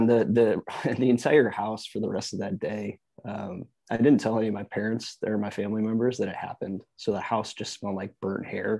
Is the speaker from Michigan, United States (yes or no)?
yes; Michigan, United States; now in Austin, United States; I'm from Michigan. I'm used to being in the ice and snow.